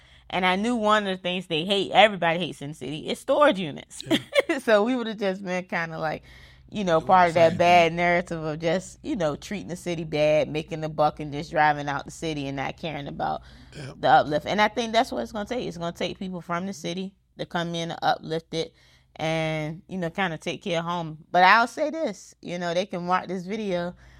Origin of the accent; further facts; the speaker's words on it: Portsmouth, South East England, United Kingdom; I grew up like literally in Portsmouth politics.